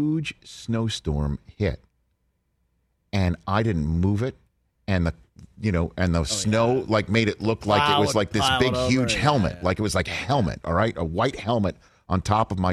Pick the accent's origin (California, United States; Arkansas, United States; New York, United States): New York, United States; New York City; I'm a New Yorker